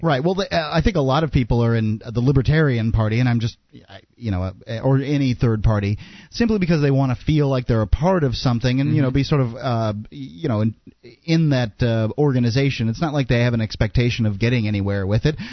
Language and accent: English; Tampa, Florida, United States; now in Keene, United States; I'm from Tampa Bay.